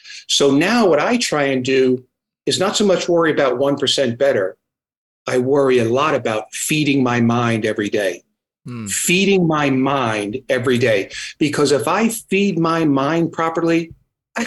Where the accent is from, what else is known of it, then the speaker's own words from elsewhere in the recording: New Jersey, United States; now in Virginia, United States; I'm from New Jersey, so that's why when I get excited, I talk fast